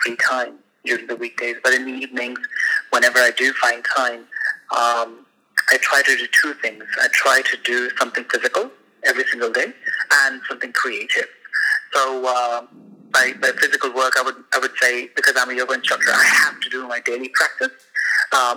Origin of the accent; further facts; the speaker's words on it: India; moved away as an adult; now in Istanbul, Turkey; I'm from India originally, from a very tiny village in Upper Himalayas, and I've been in Istanbul for the last 2 years